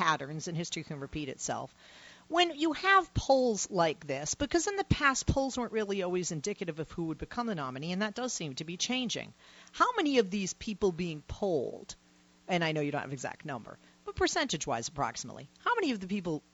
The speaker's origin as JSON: {"language": "English", "region": "Massachusetts", "country": "United States", "said": "I am from Massachusetts"}